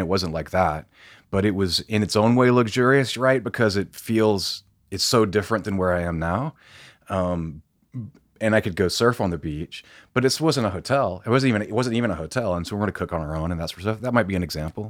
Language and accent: English; Tifton, Georgia, United States; moved away as an adult; also born or lived in Europe; now in Atlanta, United States; I grew up in a very small town in South Georgia.